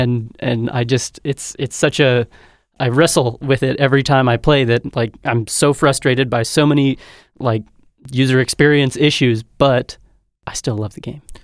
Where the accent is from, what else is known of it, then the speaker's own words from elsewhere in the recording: North Dakota, United States; also born or lived in Montana; I hail from the Mondac region.